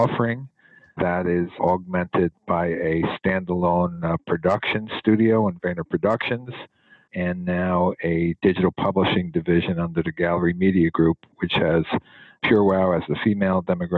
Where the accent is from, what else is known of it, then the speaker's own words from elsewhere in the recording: Newark, New Jersey, United States; I was born and raised in Newark, New Jersey